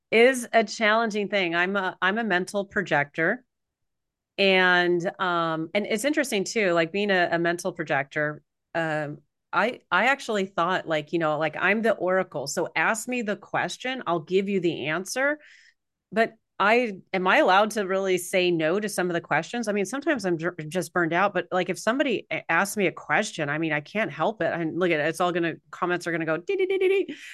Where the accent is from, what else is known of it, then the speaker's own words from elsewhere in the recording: California, United States; I was born in California